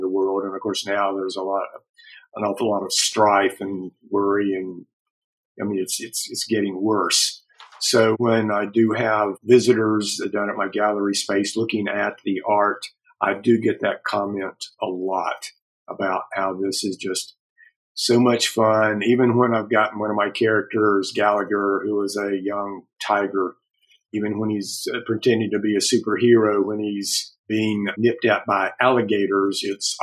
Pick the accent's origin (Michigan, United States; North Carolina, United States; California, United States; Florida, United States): North Carolina, United States; Charlotte; now in Asheville, United States; Yes, I'm a native North Carolinian. I grew up right outside of Charlotte, North Carolina.